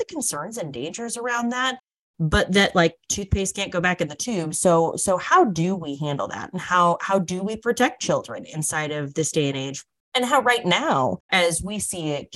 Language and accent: English; North Dakota, United States; from my home state, Danielle's home state, the wonderful frozen north of North Dakota